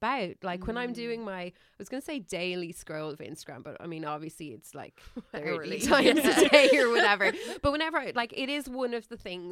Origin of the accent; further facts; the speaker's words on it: Ireland; we're also Irish here